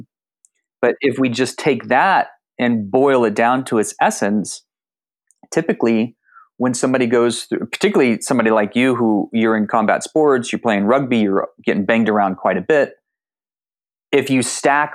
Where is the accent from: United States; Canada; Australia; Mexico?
United States; San Antonio, Texas; also born or lived in Austin, Texas; I grew up in South Texas, San Antonio and Austin